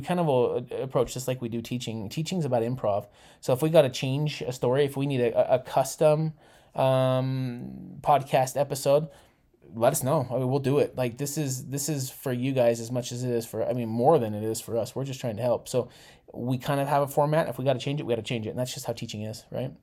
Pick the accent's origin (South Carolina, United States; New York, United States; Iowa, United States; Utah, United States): Utah, United States; I was born in Utah, too